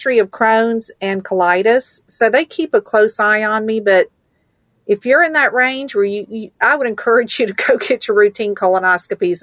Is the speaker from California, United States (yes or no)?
no; Stone Mountain, Georgia, United States; also born or lived in Valdosta, Georgia; I was born in Valdosta, Georgia. I'm a good South Georgia girl. I grew up in Stone Mountain